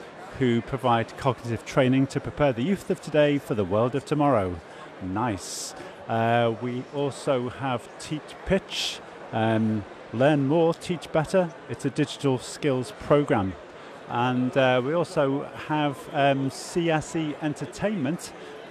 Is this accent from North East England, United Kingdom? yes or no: no; Liverpool, North West England, United Kingdom; we're all from Liverpool, you know, we sort of know each other from Liverpool